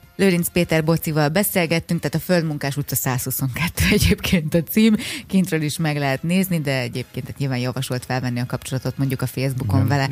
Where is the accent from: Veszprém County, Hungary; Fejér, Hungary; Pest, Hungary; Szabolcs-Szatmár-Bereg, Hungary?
Pest, Hungary; Érd